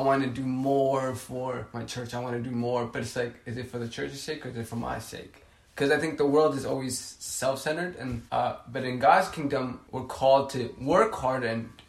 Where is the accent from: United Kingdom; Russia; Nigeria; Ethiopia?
Ethiopia; now in United States; I come from Ethiopia